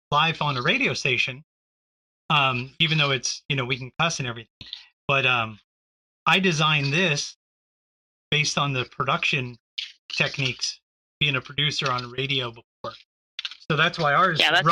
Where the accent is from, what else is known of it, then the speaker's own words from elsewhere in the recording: Texas, United States; I grew up in Texas.